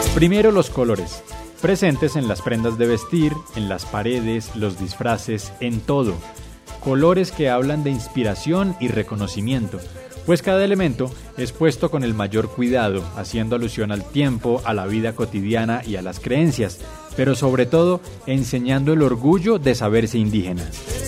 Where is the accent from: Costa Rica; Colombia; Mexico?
Colombia; Tabio, Cundinamarca; el de Tavio